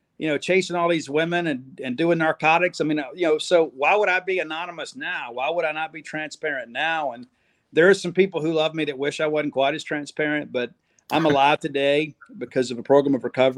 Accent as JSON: {"language": "English", "region": "Mississippi", "country": "United States", "tie": "born or raised there", "said": "I got to go home to my home state of Mississippi"}